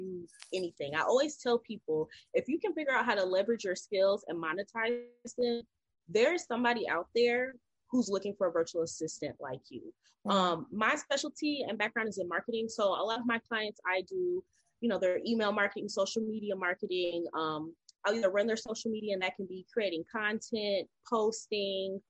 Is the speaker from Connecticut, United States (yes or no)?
no; North Carolina, United States; I'm originally from North Carolina. I grew up with my mom, my dad, and my sister